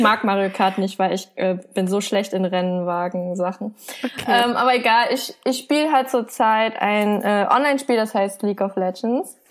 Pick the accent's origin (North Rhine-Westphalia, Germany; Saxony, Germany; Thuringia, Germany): Saxony, Germany; Leipzig; moved away as an adult; now in Berlin, Germany; weil ich bin ja hier geboren in Deutschland und ich hatte mich als Kind auch immer so als deutsches Kind gesehen.